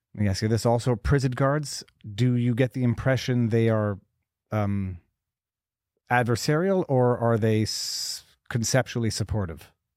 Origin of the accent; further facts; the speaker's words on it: Montreal, Quebec, Canada; I'm from Montreal, Canada